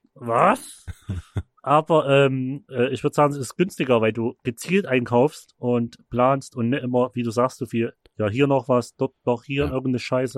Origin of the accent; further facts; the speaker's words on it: Chemnitz, Saxony, Germany; bei uns in Chemnitz